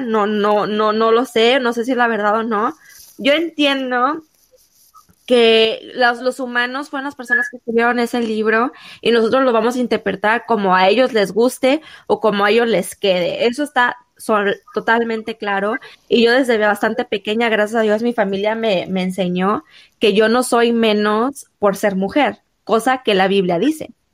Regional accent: Mexico; uno como mexicano

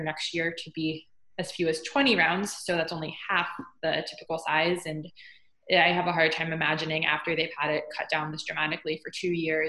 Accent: North Carolina, United States; I grew up in North Carolina, so I grew up going to more minor league games than major league

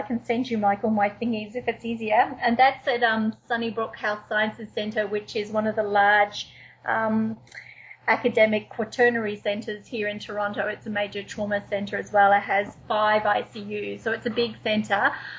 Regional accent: Wellington, New Zealand; also born or lived in Manchester, United Kingdom / Australia; now in Canada; Well, actually, I was born in Manchester, in the UK. But I carry a New Zealand passport. But I lived in Australia for 7 years before I moved to Canada.

